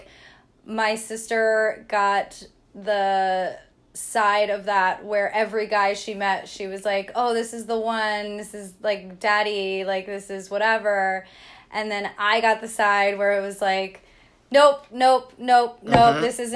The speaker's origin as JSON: {"language": "English", "town": "Millbrook", "region": "New York", "country": "United States", "tie": "born or raised there", "said": "So I grew up in Millbrook, New York. It is close to Poughkeepsie, New York."}